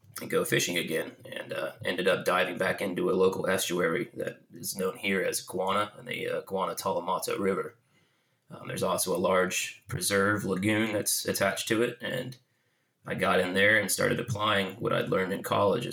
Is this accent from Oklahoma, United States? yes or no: no; Jacksonville Beach, Florida, United States; I grew up in Jacksonville Beach around the intracoastal waterways and the swamps and marshes and the beaches